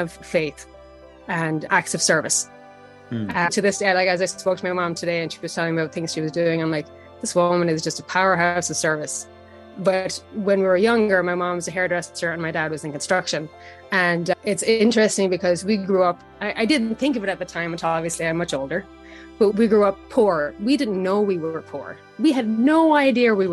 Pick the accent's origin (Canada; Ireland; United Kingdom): Ireland; Carlow; moved away as an adult; now in United States; I am from a small town in Ireland named Carlo, also named Carlock, built on four lakes. My parents own a bed and breakfast in Carlo. They have for over 20 years. So I spent a lot of time running around a bed and breakfast in my youth